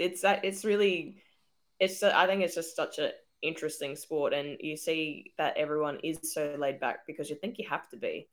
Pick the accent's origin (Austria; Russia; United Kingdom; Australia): Australia; it makes you proud to be an Aussie